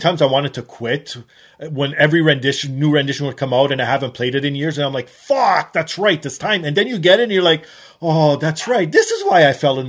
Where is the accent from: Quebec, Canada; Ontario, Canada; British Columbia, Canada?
Ontario, Canada; Toronto; I am from Toronto